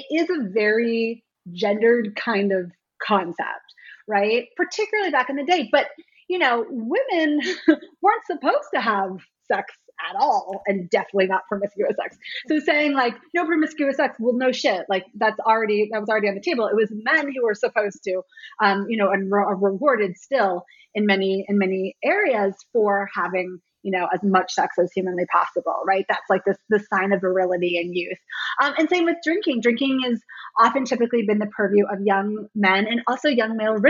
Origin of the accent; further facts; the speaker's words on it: Washington, District of Columbia, United States; I was a little too young for the hardcore scene here in DC. I grew up more on …, … later band